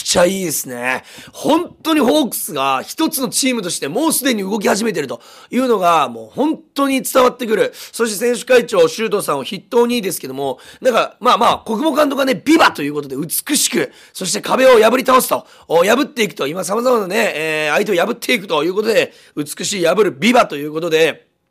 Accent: Fukuoka, Japan; 実は僕も福岡出身です

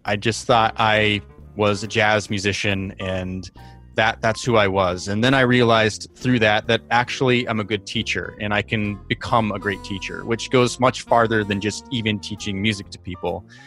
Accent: New York City, New York, United States; I am from New York City

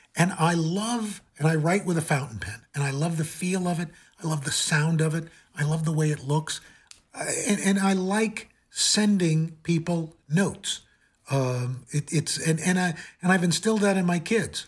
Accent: New York City, New York, United States; also born or lived in Cleveland; I'm a kid from Queens

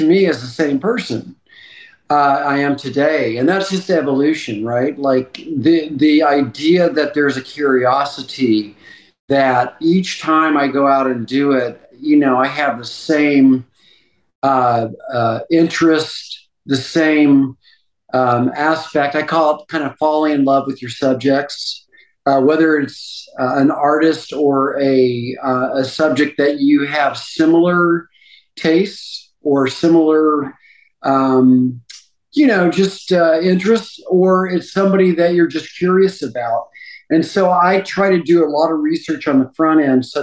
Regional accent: Texas, United States; moved away; also born or lived in New York; growing up in Texas, I was fortunate to have two older brothers

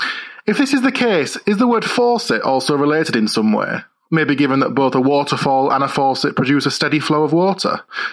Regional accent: York, Yorkshire and the Humber, United Kingdom; there is the River Foss that flows through my hometown in York.

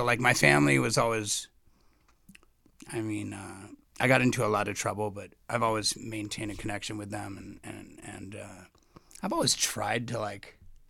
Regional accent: Los Angeles, California, United States; I grew up in West L.A.

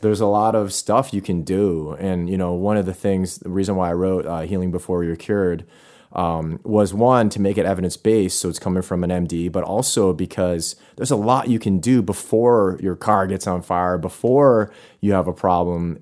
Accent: Buffalo, New York, United States; I'm from Buffalo

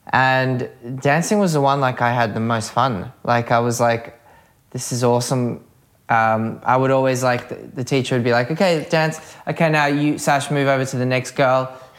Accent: Australia; English is a second language; also born or lived in Belarus; I was born in Belarus. Yeah. And then because of Chernobyl and like Russia changing, we kind of decided to migrate because my mum's sister was living in Australia, so it was easy just to get there. And we came to Australia

